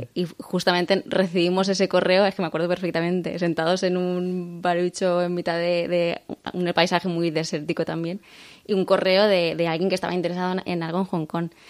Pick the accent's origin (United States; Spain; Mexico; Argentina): Spain; Valencian Community; aunque somos españoles, somos valencianos